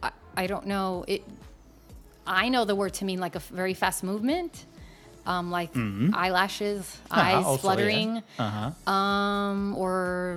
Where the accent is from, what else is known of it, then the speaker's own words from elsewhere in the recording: United States; moved away as an adult; now in Milan, Italy; I was born and raised in the United States. My parents are Dominican and Puerto Rican. So my mom's Dominican and my dad's Puerto Rican. So I have kind of a mix. So obviously I speak Spanish, if you can't hear the accent.